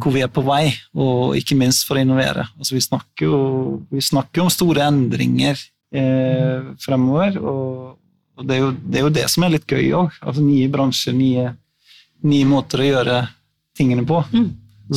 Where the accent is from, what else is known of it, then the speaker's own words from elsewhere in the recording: Iceland; now in Norway; jeg er jo islending